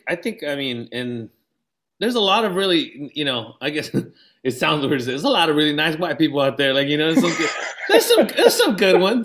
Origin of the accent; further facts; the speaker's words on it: San Diego, California, United States; I'm from San Diego